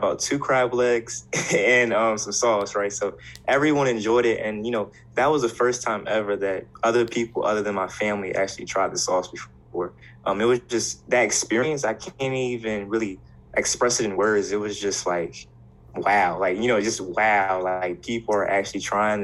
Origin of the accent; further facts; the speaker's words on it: Hampton, Virginia, United States; moved away as an adult; now in Blacksburg, United States; I'm actually from Hampton, Virginia